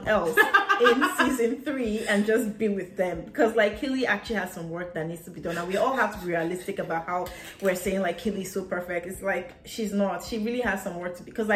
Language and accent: English; Nigeria; as a Nigerian